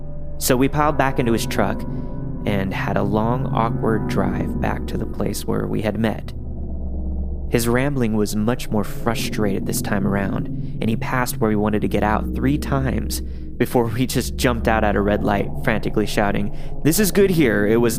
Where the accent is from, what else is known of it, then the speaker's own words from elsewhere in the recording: Kentucky, United States; Mind you, we're from Kentucky, so when you travel in between small towns, you take the creepy back roads.